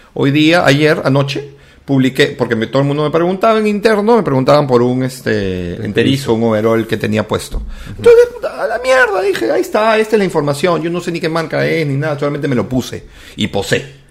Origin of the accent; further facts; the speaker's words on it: Callao, Peru; soy chalaco, viví en el Callao